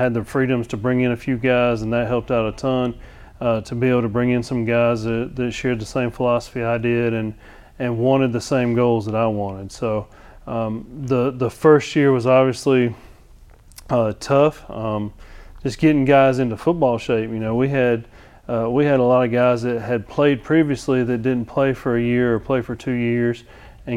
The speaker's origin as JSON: {"language": "English", "region": "Georgia", "country": "United States", "moved": "as an adult", "lives_now": "Alabama, United States", "said": "originally I'm from Georgia."}